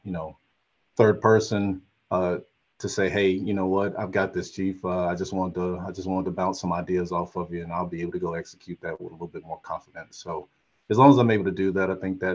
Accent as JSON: {"language": "English", "town": "Chattanooga", "region": "Tennessee", "country": "United States", "moved": "yes", "said": "I am from Chattanooga, Tennessee, just 4 hours up the road"}